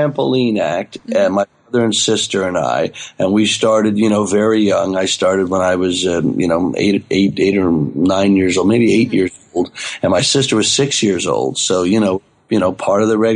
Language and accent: English; Dallas, Texas, United States; I grew up in Dallas, outside of Dallas, Texas, southeast Dallas, actually.